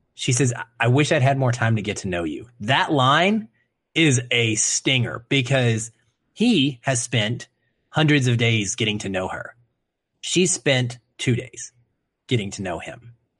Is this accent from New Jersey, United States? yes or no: no; Arkansas, United States; moved away; having lived in the South, right, being from Arkansas